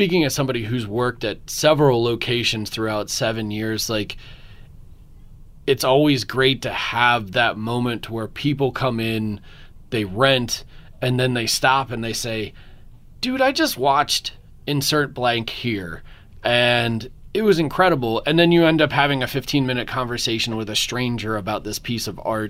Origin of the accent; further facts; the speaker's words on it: Philadelphia, Pennsylvania, United States; moved away; I'm from Philadelphia originally